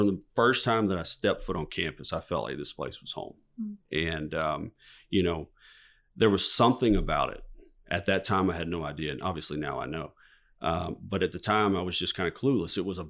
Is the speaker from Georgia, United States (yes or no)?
yes; Georgia, United States; You know, I grew up in Southeast Georgia. My parents, my grandparents were Catholic. And so we would go to the Catholic Church.